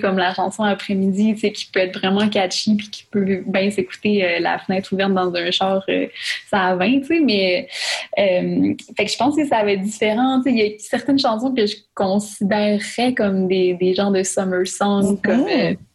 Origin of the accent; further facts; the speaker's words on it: Saguenay, Quebec, Canada; moved away; je pouvais plus aller au Saguenay